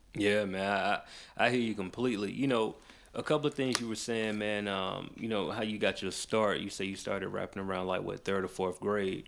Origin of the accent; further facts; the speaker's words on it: Macon, Georgia, United States; I grew up in Macon